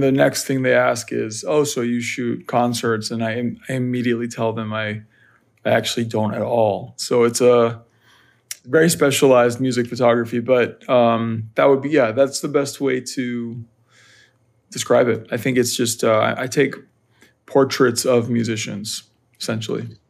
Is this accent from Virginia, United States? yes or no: yes; Northern Virginia, United States; I grew up in Northern Virginia, right outside of Washington, D C.